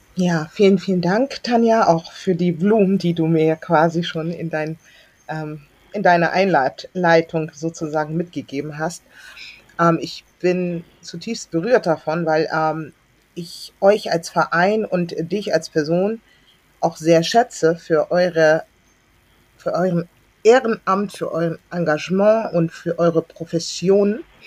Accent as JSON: {"language": "German", "region": "Hamburg", "country": "Germany", "tie": "born or raised there", "also_born_or_lived": "Berlin", "said": "ich bin dann groß geworden in Hamburg-Billstedt"}